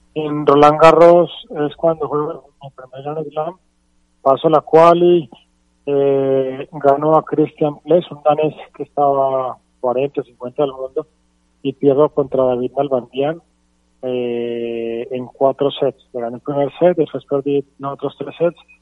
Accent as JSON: {"language": "Spanish", "region": "Bogotá", "country": "Colombia", "tie": "born or raised there", "said": "por haber vivido en Bogotá, crecí en Bogotá"}